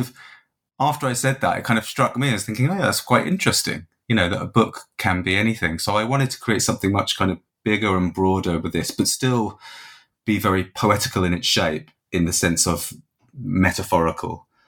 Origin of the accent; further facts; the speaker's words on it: England, United Kingdom; now in Dublin, Ireland; So as you said, I'm living in Dublin. I'm from England originally, but I've been here sort of more than half my life now